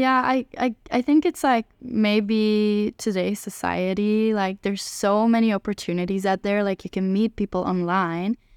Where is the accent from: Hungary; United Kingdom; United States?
Hungary; moved away as an adult; now in Amsterdam, Netherlands; I'm from Hungary